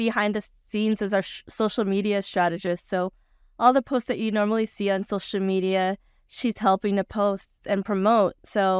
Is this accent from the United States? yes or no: no; Western Visayas, Philippines; so whenever I tell my folks that I'm from Capiz, they're usually like, oh my god, that's where the aswangs are from, and then I joke and tell them I'm aswang too.